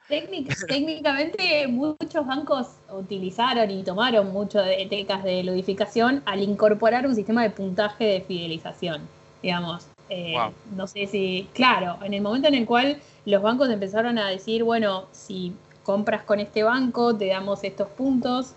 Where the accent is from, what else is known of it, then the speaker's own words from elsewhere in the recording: Buenos Aires, Argentina; soy diseñadora gráfica de Buenos Aires, graduada en la UBA